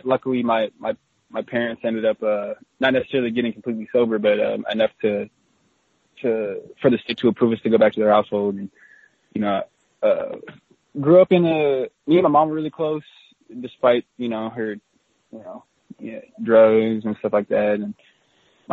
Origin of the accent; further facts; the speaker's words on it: Orem, Utah, United States; moved away as an adult; now in Seattle, United States; I was born in Orem, Utah, which is 5 minutes from Provo, and then just moved five feet from there and then lived there until I was 18